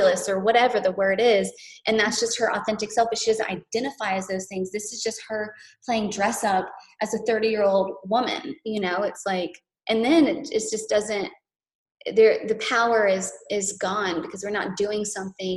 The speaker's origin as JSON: {"language": "English", "town": "Boone", "region": "North Carolina", "country": "United States", "tie": "born or raised there", "said": "I was raised in Boone, North Carolina"}